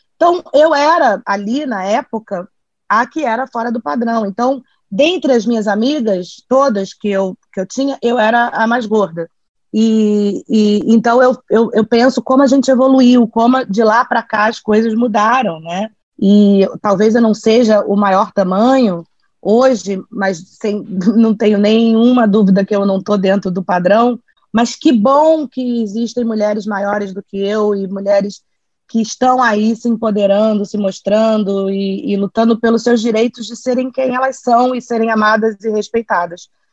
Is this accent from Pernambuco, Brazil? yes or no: no; Bahia, Brazil; also born or lived in Rio de Janeiro; Sou carioca, nascida no Rio, criada na Bahia